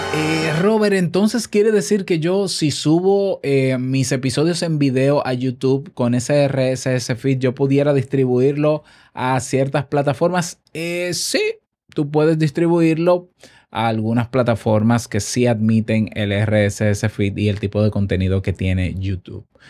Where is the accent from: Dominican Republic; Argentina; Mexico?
Dominican Republic; En mi país